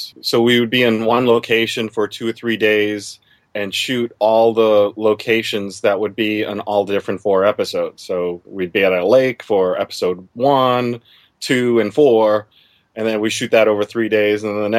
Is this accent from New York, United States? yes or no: no; Massachusetts, United States; also born or lived in Germany; Now, I grew up in Massachusetts originally. I also grew up in Germany, too. But in Massachusetts is where I mostly grew up.